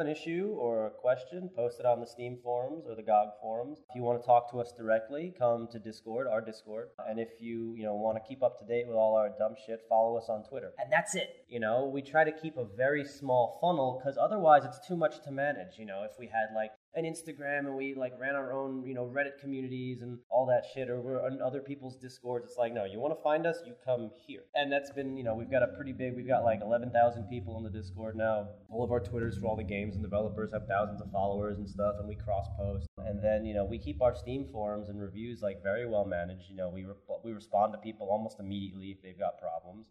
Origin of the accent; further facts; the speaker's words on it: New York, United States; also born or lived in New Zealand; I'm from New York